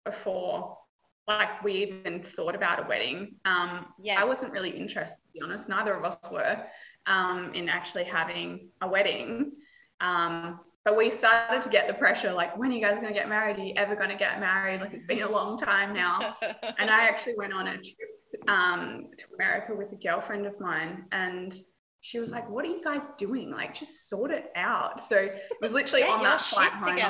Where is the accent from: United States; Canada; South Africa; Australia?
Australia; Kalgoorlie, Western Australia; now in Perth, Australia; I grew up in Kalgoorlie, which is 6 hours like east of Perth. It's a small mining town